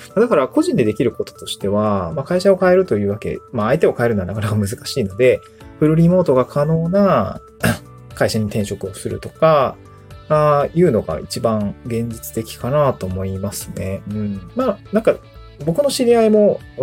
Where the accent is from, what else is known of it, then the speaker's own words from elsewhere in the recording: Niigata, Japan; moved away as an adult; also born or lived in Aomori / Tokyo; now in Awaji Island, Japan; もともとの生まれは新潟